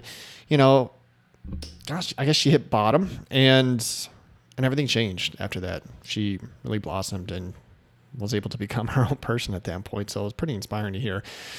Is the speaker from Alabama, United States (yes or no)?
no; Chicago, Illinois, United States; I'm from Chicago originally.